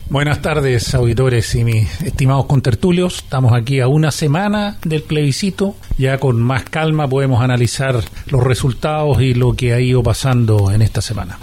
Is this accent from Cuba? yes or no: no; Chile; somos todos chilenos